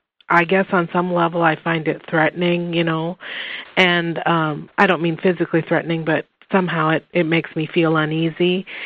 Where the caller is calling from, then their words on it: Lincoln, Nebraska, United States; I'm from Lincoln, Nebraska.